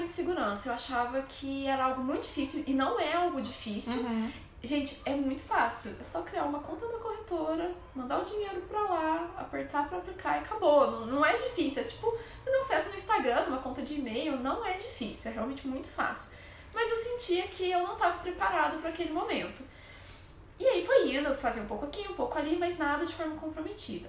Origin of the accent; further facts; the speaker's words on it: Brazil; lá a gente é é brasileiro